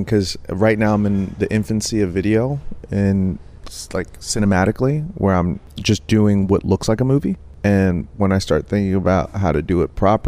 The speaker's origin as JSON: {"language": "English", "town": "New York City", "region": "New York", "country": "United States", "tie": "born or raised there", "said": "in the projects where we grew up in the Bronx"}